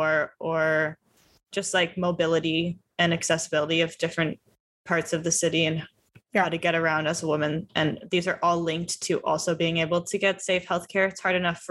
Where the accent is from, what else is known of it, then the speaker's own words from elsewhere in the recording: San Francisco, California, United States; moved away as an adult; also born or lived in Santa Barbara; I am from the Bay Area originally and went to high school in San Francisco